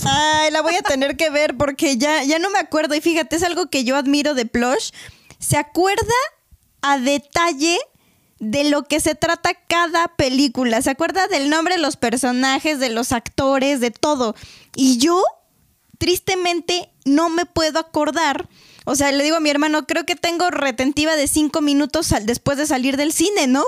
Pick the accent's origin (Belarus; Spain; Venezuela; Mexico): Mexico; como buenos mexicanos necios